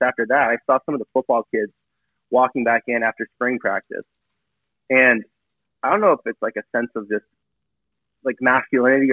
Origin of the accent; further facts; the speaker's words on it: San Diego, California, United States; originally I'm from San Diego, grew up there